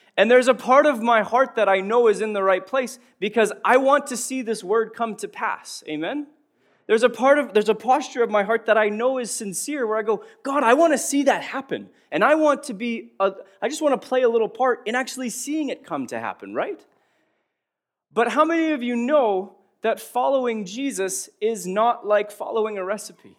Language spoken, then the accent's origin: English; Prince Albert, Saskatchewan, Canada; I was born in Prince Albert, Saskatchewan, Canada.